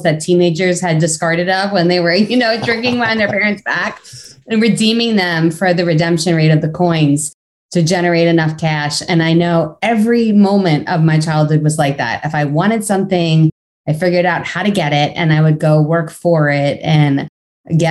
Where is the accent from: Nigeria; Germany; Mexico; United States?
United States; Long Island, New York; I grew up on Long Island